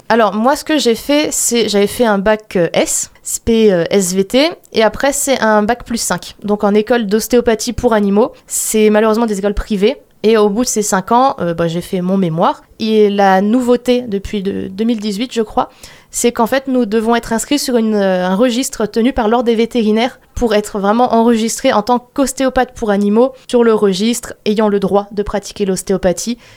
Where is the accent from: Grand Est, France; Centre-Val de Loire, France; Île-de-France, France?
Grand Est, France; Sarreguemines; je suis née à Sarreguemines